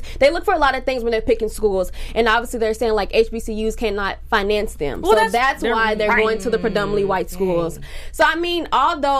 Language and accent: English; Texas, United States; I'm from Texas